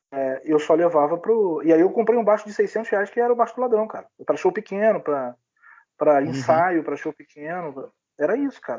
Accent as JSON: {"language": "Portuguese", "region": "Rio de Janeiro", "country": "Brazil", "moved": "yes", "lives_now": "Italy", "said": "em janeiro vai fazer dois anos que eu saí do Rio, né? Primeiro eu fui para o interior de São Paulo, para a cidade da minha mulher, e, e hoje a gente mora aqui na Itália."}